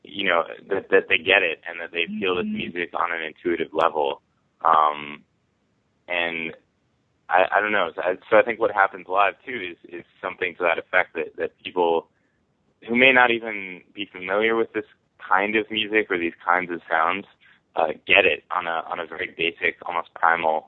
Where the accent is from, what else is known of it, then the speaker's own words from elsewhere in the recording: United States; I was in high school growing up outside of New York City